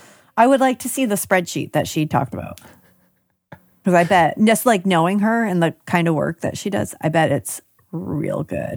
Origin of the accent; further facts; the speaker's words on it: Binghamton, New York, United States; I'm from Binghamton.